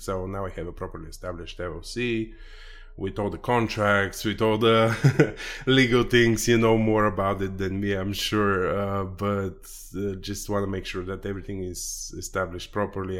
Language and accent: English; Bulgaria; moved away as an adult; now in United States; I'm originally from Eastern Europe, uh, Bulgaria.